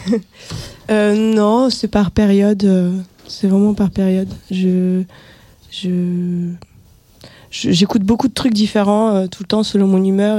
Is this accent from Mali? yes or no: no; Russia; moved away; dans ma ville natale